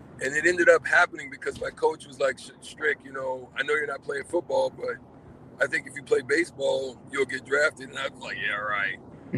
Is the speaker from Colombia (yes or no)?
no; Nebraska, United States; also born or lived in Opelika; Well, to preface it, yes, I was born in Opelika, but my dad was a military officer, so I did live in a few other places before I ended up in Nebraska.